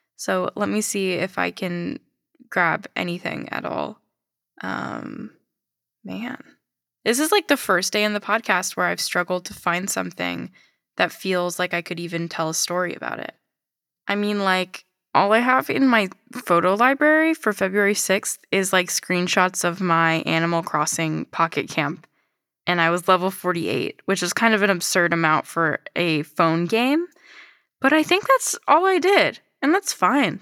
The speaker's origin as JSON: {"language": "English", "country": "United States", "said": "I'm just an American."}